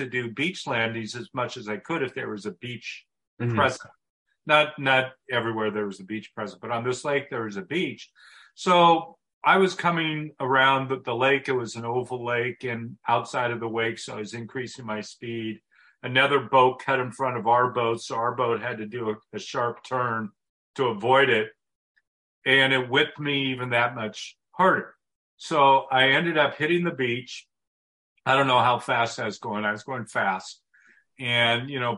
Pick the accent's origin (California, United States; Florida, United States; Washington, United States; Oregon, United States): Oregon, United States; Portland; I'm from Oregon. I was born and raised here. I was raised in Portland